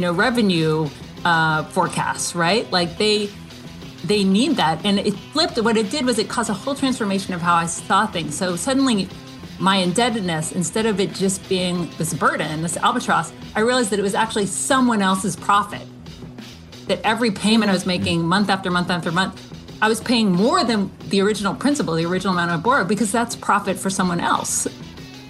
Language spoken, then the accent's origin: English; Athens, Georgia, United States; Growing up in Athens, you know, my parents were like always, you know, on the brink